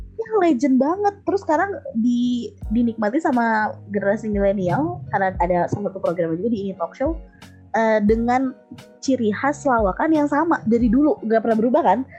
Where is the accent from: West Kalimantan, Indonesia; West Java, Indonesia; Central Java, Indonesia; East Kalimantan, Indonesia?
West Java, Indonesia; Bandung; moved away as an adult; now in Hungary; aku lahir di Bandung, terus pindah karena orang tua kerja, nah, terus balik lagi ke Bandung. Jadi mungkin aku baru empat belas kali ya, empat belas tahun di Bandung.